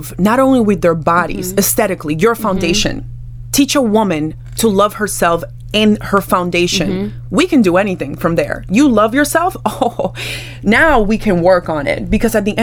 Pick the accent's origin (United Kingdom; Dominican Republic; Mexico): Dominican Republic; I'm from the Caribbean. I am Dominican. I am Afro-Latina